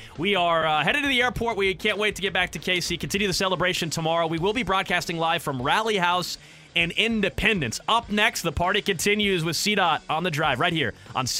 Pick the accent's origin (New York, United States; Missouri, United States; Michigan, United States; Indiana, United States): Missouri, United States; Kansas City; I grew up in Kansas City, so did Cody, so did Nick.